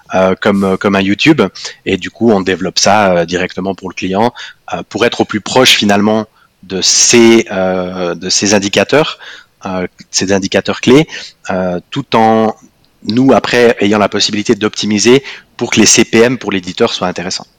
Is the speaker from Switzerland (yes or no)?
yes; Fribourg, Switzerland; first language French; moved away as an adult; now in Zurich, Switzerland; je suis, euh, je suis fribourgeois, euh, je pense comme tout fribourgeois fier de l'être, euh, expatrié à Zurich